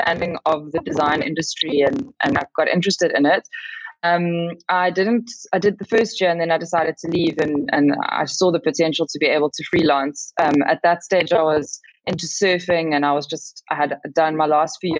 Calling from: Cape Town, Western Cape, South Africa; I'm calling in from Bloburg in Cape Town

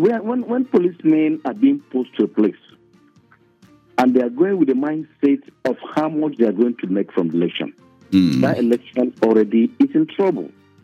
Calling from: Lagos, Nigeria; I'm calling you from Lagos.

